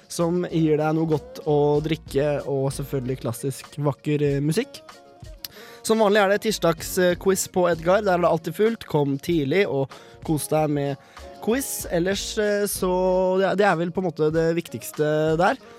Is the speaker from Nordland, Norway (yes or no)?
no; Drammen, Buskerud, Norway; Jeg er stolt drammenser